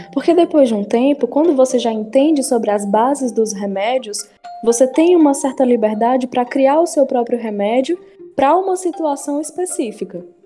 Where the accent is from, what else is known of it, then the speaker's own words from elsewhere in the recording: Horizonte, Ceará, Brazil; also born or lived in Piauí; Eu não morei a minha vida toda em Horizonte. Eu morei os primeiros anos da minha vida no Piauí